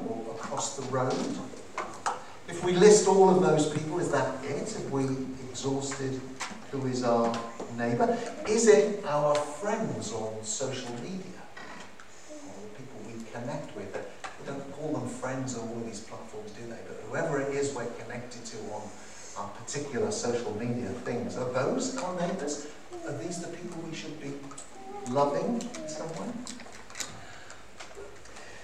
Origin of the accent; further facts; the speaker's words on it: Cardiff, Wales, United Kingdom; I'm from Cardiff